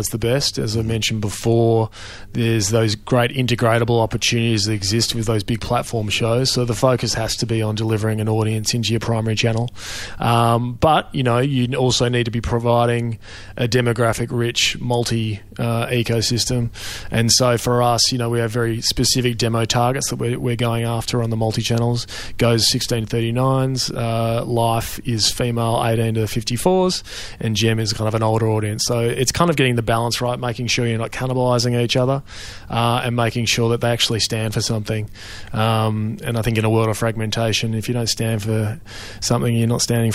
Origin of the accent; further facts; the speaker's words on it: Melbourne, Victoria, Australia; I grew up in Melbourne